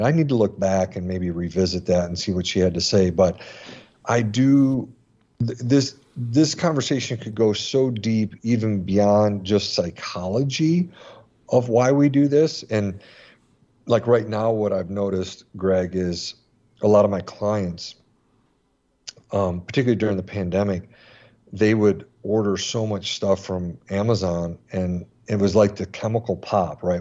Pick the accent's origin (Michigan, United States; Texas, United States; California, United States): Michigan, United States; now in Florida, United States; I grew up in Michigan